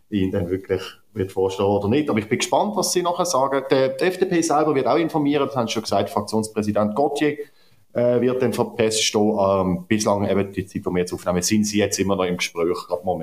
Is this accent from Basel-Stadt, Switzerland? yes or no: yes; Basel, Basel-Stadt, Switzerland; Die Frau äh, Ständerötin Eva Herzog aus meinem Heimatkanton aus Basel-Stadt ist nicht sehr bekannt dafür, dass sie zugänglich ist gegenüber irgendwelchen Personen.